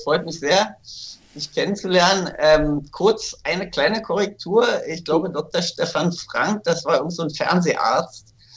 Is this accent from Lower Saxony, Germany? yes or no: no; Berlin, Germany; in Berlin, wo ich aufgewachsen bin